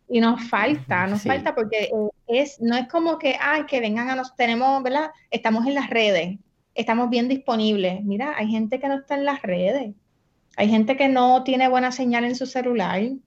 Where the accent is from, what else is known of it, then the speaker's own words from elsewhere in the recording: San Juan, Puerto Rico; also born or lived in Barranquitas / Naranjito; mis papás me criaron en San Juan